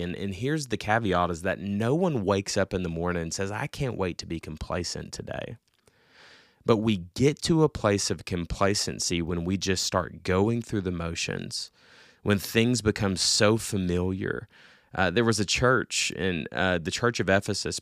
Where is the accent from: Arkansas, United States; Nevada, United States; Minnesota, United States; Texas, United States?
Arkansas, United States; Little Rock; I am from Little Rock, Arkansas